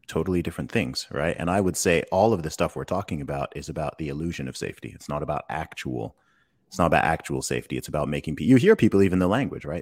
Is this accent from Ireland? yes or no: no; England, United Kingdom; I, I'm from England